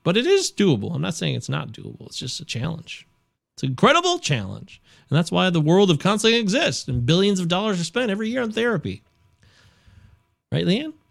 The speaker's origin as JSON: {"language": "English", "country": "United States", "said": "as an American."}